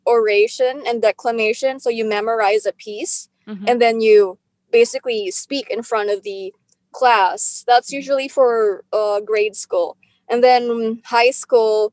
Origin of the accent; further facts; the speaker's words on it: Philippines; English is a second language; moved away as an adult; now in United States; originally I was from the Philippines and I moved here in 2012.